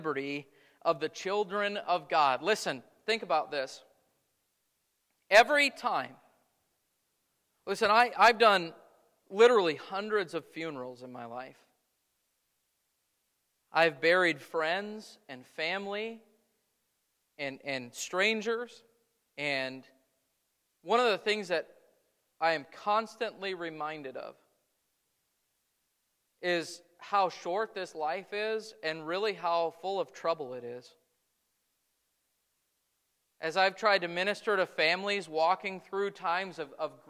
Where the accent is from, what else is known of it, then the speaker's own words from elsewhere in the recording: United States; as American Christians